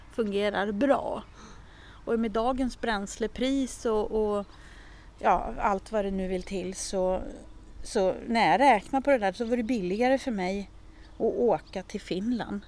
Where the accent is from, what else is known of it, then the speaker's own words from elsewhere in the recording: Jämtland, Sweden; now in Stockholm area, Sweden; jag är ju ursprungligen från Jämtland, alltså mina föräldrar är ju jämtar